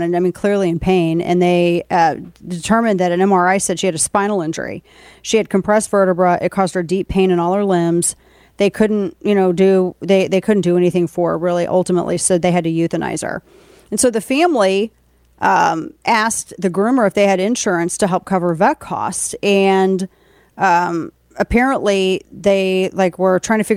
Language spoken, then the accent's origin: English; Missouri, United States; moved away; my home state in Missouri